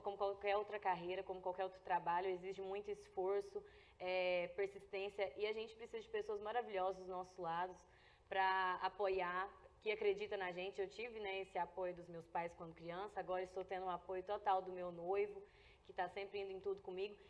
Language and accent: Portuguese; Brazabrantes, Goiás, Brazil; a minha infância até os meus pra, até 10 anos mais ou menos, eu cresci lá na, em Deuslândia, né? E Brasa Branca, Deuslândia é município de Brasa Branca